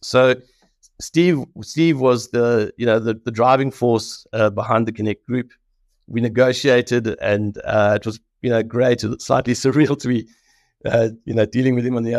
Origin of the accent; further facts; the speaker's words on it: South Africa; as a South African